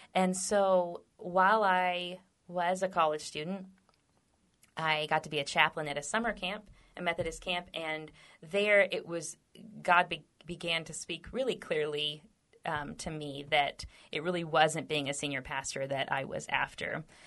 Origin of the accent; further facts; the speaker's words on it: Texas, United States; We're both native Texans